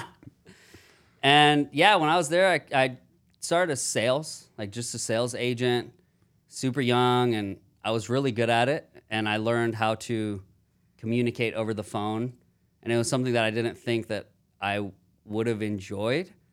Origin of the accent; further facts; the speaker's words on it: Houston, Texas, United States; now in Austin, United States; I'm from Houston, Texas, born and raised